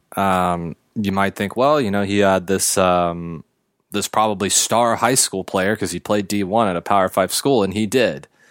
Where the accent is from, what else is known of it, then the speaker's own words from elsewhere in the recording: Los Angeles County, California, United States; to be an Angels fan growing up in Los Angeles County